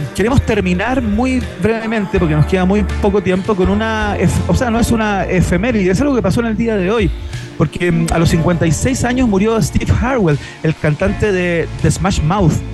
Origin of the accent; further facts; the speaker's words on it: Chile; como chilenos